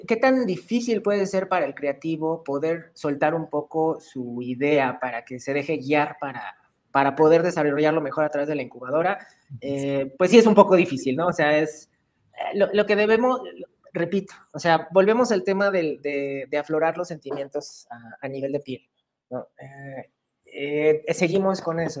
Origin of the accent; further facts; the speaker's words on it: Mexico; ¿De dónde vienes? Le digo, de México.